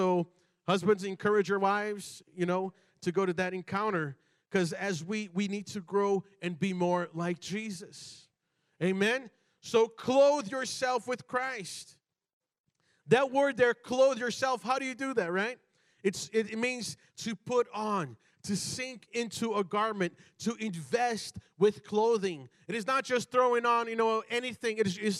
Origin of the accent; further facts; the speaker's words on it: Brazil; born there; I was born in Brazil, you know, and like in Brazil, you do not go out, you know, out in public, you know, in pajamas.